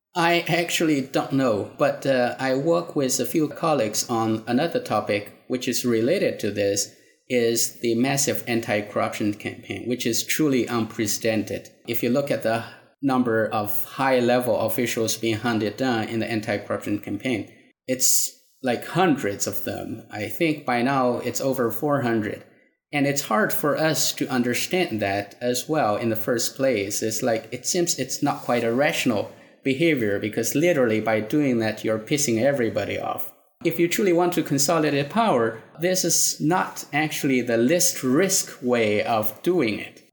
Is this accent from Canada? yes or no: no; China; moved away as an adult; also born or lived in Singapore; now in United States; I grew up in China, had my uh, undergraduate education there. After that, I went to Singapore and then came to the United States for my PhD degree.